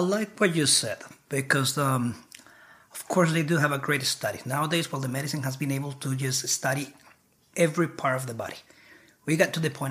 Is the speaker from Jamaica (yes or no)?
no; Bogotá, Colombia; now in United States; I'm from Colombia. I was born and uh, brought up in Bogota, Bogota City.